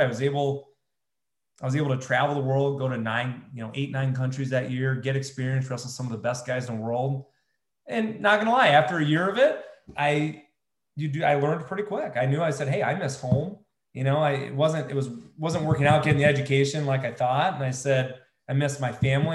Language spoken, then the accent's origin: English; United States